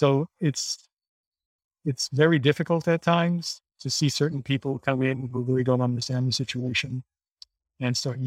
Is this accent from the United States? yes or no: no; Haiti; Being born and raised in Haiti